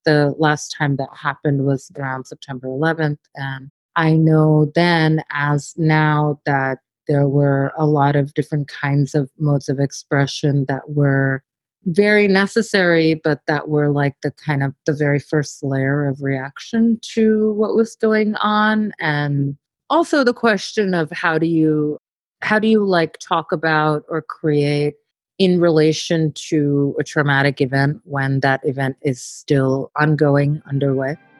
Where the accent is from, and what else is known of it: New York, United States; born or raised there